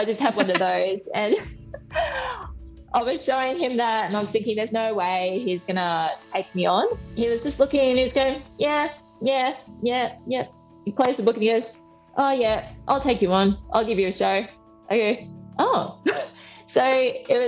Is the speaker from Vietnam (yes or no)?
no; Brisbane, Queensland, Australia; moved away as an adult; also born or lived in Melbourne; I'm from Brisbane